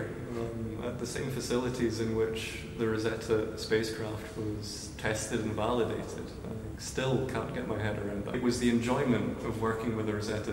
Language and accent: English; Inverness, Scotland, United Kingdom; moved away as an adult; also born or lived in Kent, England / Canada; now in Netherlands; I'm from Inverness in Scotland.